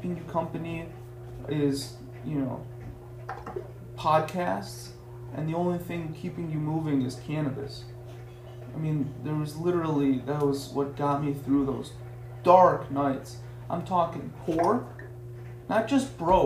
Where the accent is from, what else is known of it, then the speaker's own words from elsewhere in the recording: United States; also born or lived in Tehran, Iran; I was reborn in America, right? I was raised in America